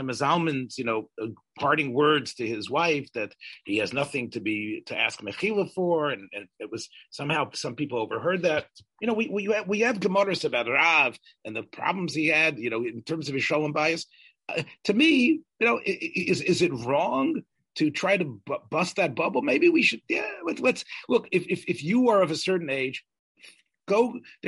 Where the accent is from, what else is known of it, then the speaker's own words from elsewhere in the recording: the South, United States; I'm from the South